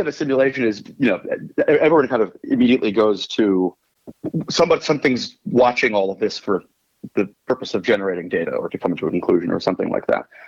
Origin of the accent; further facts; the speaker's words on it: Washington, District of Columbia, United States; I am from Washington, D.C. originally